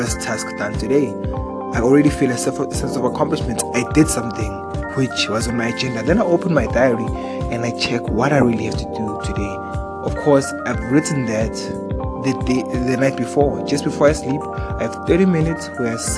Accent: South Africa; I'm from South Africa.

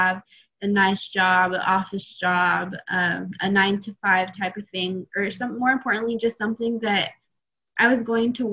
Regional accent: Eastern Oregon, United States; I'm originally from Eastern Oregon

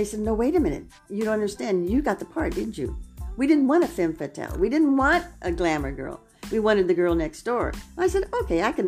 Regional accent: Los Angeles, California, United States; I was born in Hollywood and raised in Hollywood

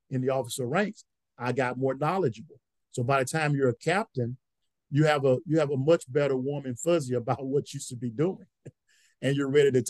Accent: Louisiana, United States; moved away as an adult; I'm from Louisiana.

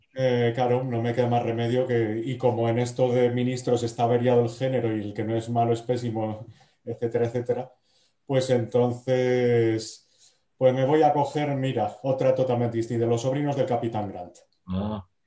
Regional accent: Salamanca, Castile and León, Spain; moved away as an adult; now in Madrid, Spain; yo no soy de Bilbao, pero soy de Salamanca, que es casi lo mismo.

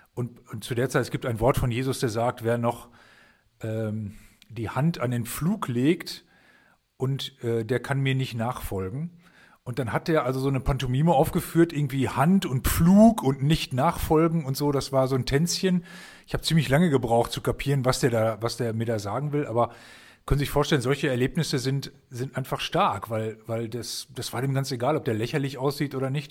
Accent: Germany; also diese Stadt, wo ich herkomme, liegt an der Weser

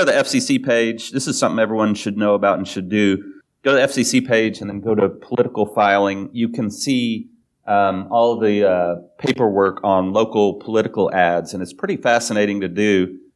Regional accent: Oklahoma, United States; growing up in Oklahoma and being Baptist growing up and right wing

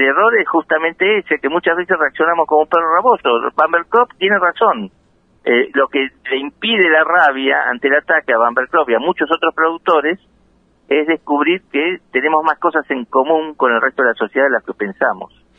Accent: La Plata, Buenos Aires Province, Argentina; Soy nacido en La Plata

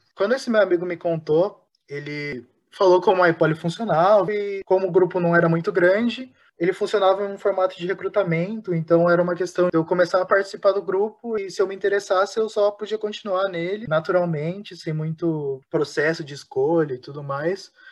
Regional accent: Campo Grande, Mato Grosso do Sul, Brazil; eu sou de Campo Grande, Mato Grosso do Sul

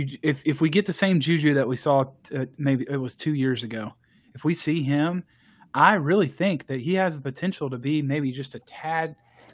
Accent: Texas, United States; I am from Texas.

